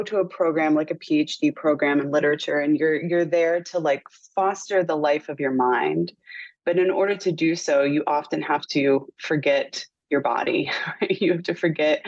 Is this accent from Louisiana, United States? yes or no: no; West Virginia, United States; moved away; also born or lived in Los Angeles; One as queer, as a teenager, growing up in Appalachia.